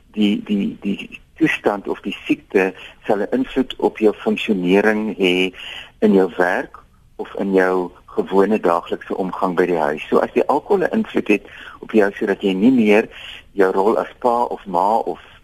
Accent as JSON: {"language": "Afrikaans", "town": "Robertson", "region": "Western Cape", "country": "South Africa", "said": "ek kom van Robertson af"}